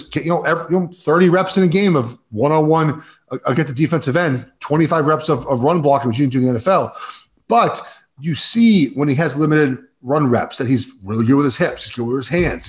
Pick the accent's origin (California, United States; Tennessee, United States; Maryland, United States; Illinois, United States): California, United States; Los Angeles; So I grew up in Los Angeles. I'm at my parents' house.